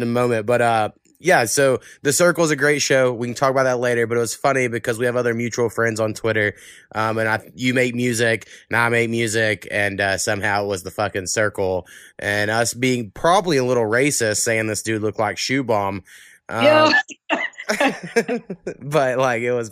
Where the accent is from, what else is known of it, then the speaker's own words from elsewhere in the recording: Oklahoma, United States; I lived in Oklahoma my whole life, and I lived in a town that had like 3,000 people my whole life. It's down about 1,800 now, my hometown